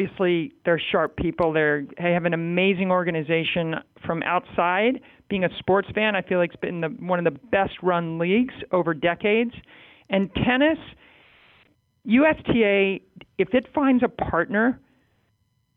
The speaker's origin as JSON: {"language": "English", "town": "Baltimore", "region": "Maryland", "country": "United States", "tie": "born or raised there", "said": "my hometown of Baltimore"}